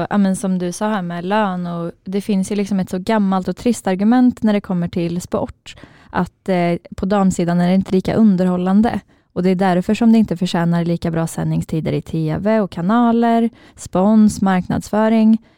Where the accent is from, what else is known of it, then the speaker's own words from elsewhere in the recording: Karlstad, Värmland, Sweden; vi är ju från Karlstad eh, och jag växte upp lite utanför Karlstad i en ganska liten stad eller by.